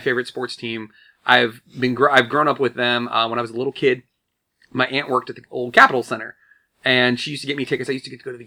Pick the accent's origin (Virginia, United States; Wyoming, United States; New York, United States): Virginia, United States; Woodbridge; We're both from Woodbridge, actually, originally, Woodbridge, Virginia. So we grew up with the DC sports